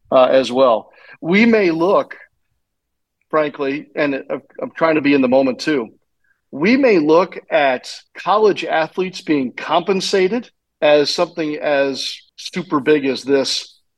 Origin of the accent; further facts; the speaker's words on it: St. Louis, Missouri, United States; growing up in St. Louis